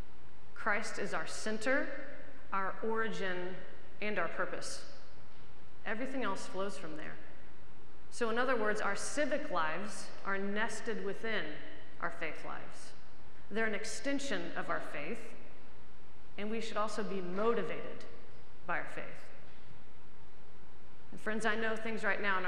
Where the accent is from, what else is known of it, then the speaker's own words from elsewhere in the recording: United States; as American Episcopalians, we practice our faith